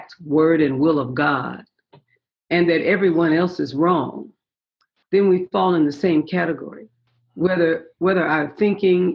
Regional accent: San Francisco, California, United States; I was born in San Francisco, and raised in San Francisco

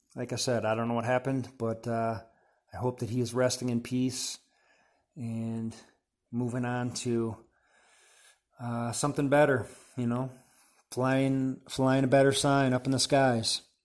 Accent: Wisconsin, United States; now in Boulder, United States; I'm from Wisconsin originally

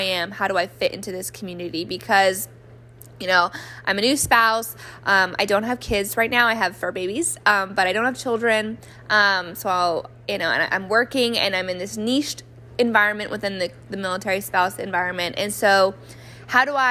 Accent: New Mexico, United States; moved away; I grew up in New Mexico, which rarely gets snow

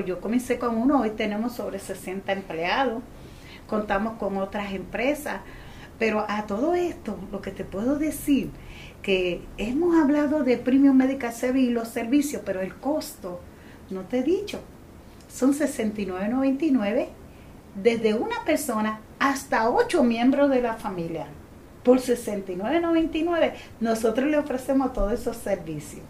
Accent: Gurabo, Puerto Rico; yo vengo de un campo de Gurabo, una jibarita que apenas podía hablar, que era muy jibara

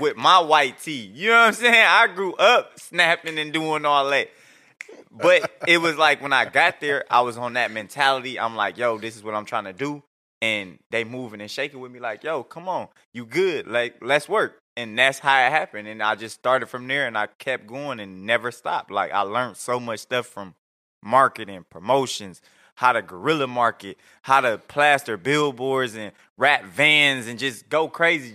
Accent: Detroit, Michigan, United States; now in Atlanta, United States; I'm out of Atlanta. I'm from Detroit

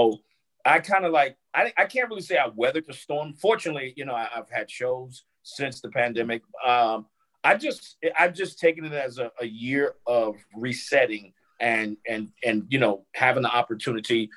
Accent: Newark, New Jersey, United States; moved away as an adult; also born or lived in South Carolina; was in Newark, New Jersey, where I grew up.

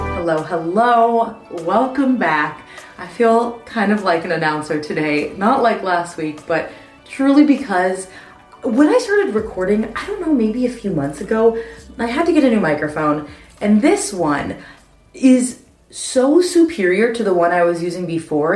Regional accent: Southern California, United States; moved away; I grew up in Southern California. I grew up maybe 20 minutes from Disneyland.

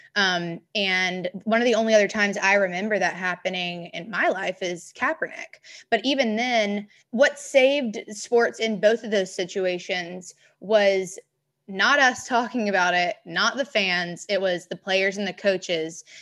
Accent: Memphis, Tennessee, United States; growing up in Memphis

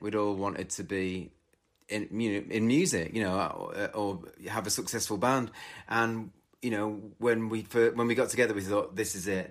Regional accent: twenty miles outside of Manchester, North West England, United Kingdom; I grew up twenty miles outside of Manchester

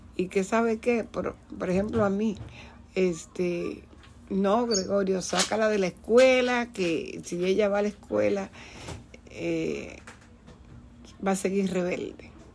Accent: Dominican Republic; moved away; yo soy de la República Dominicana

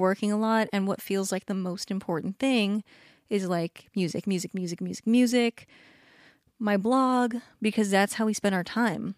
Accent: Southern California, United States; also born or lived in Hawaii / Washington / San Diego; by the time my sister was born, when I was, like, three, we were in Southern California, like, three hours away from everyone

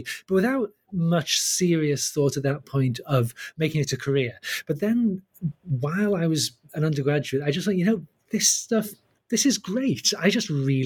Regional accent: English Midlands, United Kingdom; I grew up in the English Midlands, was born in 1960

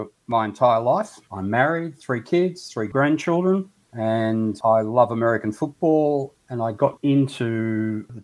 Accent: Melbourne, Victoria, Australia; I went in my hometown, got a job, got married

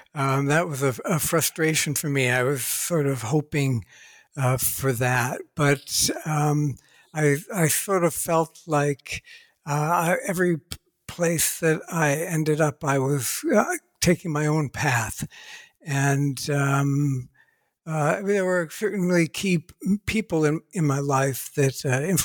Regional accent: Ohio, United States; I was born and raised in Ohio, USA

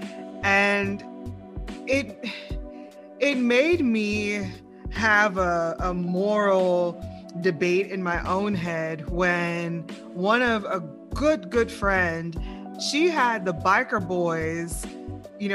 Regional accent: the South, United States; now in Lafayette, United States; I'm from the South

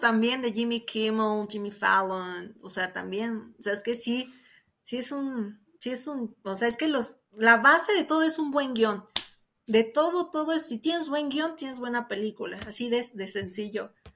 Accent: Mexico City, Mexico; aquí en la Ciudad de México, aquí como mexicano

